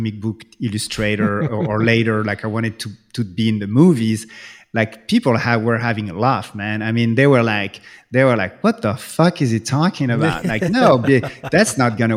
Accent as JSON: {"language": "English", "country": "France", "tie": "born or raised there", "second_language": "English", "moved": "yes", "said": "when I grew up in France"}